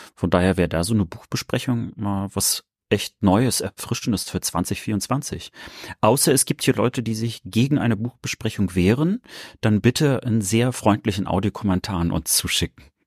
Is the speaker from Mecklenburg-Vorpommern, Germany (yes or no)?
yes; Rostock, Mecklenburg-Vorpommern, Germany; born or raised there